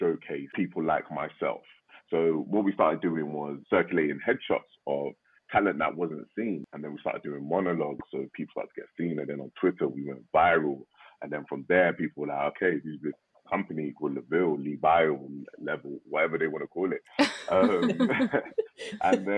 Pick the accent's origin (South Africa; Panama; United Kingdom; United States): United Kingdom; I'm a British-born Nigerian.